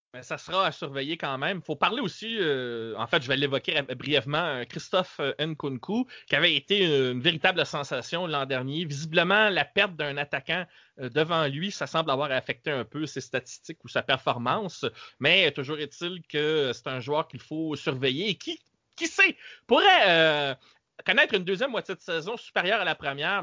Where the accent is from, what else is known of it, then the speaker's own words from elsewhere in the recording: Quebec, Canada; ici chez nous au Québec